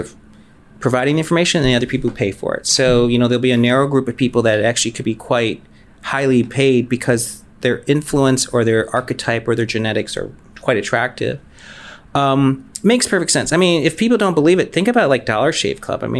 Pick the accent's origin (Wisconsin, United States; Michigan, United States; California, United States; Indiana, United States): Michigan, United States; We grew up in Michigan.